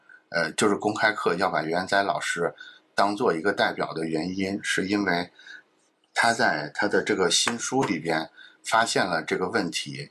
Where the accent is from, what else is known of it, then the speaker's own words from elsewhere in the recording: China; 其实我们中国人是很熟悉类似这种氛围的